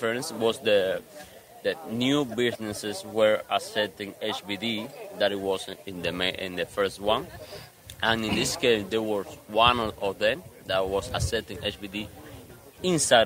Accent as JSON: {"language": "English", "town": "Santa Clara", "region": "Villa Clara", "country": "Cuba", "tie": "born or raised there", "moved": "yes", "lives_now": "Havana, Cuba", "said": "I was born in Santa Clara, but I live in La Habana"}